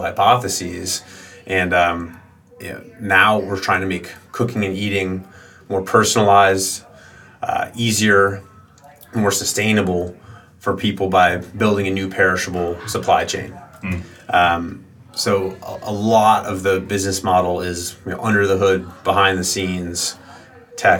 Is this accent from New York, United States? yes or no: yes; New York, United States; I grew up here in New York, just north of the city in the suburbs